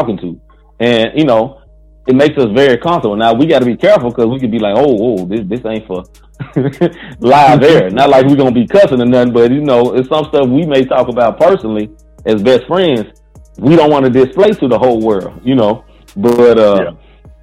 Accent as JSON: {"language": "English", "town": "St. Louis", "region": "Missouri", "country": "United States", "said": "we're from St. Louis"}